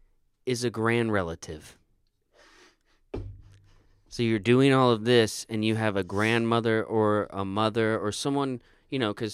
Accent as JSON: {"language": "English", "region": "Florida", "country": "United States", "tie": "born or raised there", "said": "No, I was there from the time I was a kid to like 21."}